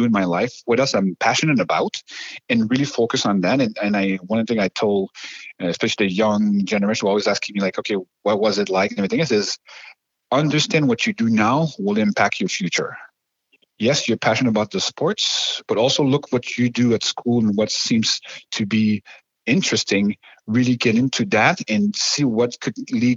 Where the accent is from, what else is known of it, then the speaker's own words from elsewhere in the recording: Montreal, Quebec, Canada; moved away; I'm born and raised in Montreal